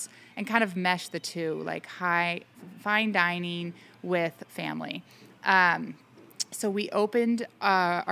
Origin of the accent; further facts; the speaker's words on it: Menlo Park, California, United States; moved away as an adult; also born or lived in Virginia; now in Fort Jones, United States; I grew up in Menlo Park, California, which is now pretty much the heart of Silicon Valley